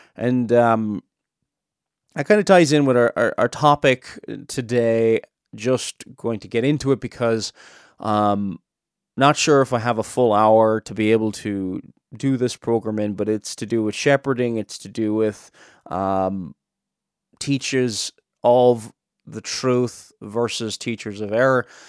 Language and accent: English; Cork, Munster, Ireland; now in Northern Ireland, United Kingdom; I'm not originally from Northern Ireland. I'm from Cork in the south.